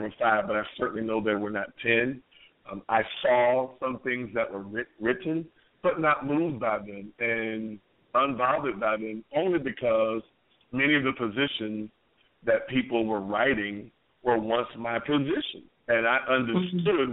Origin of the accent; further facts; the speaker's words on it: New York, United States; we come to Virginia from New York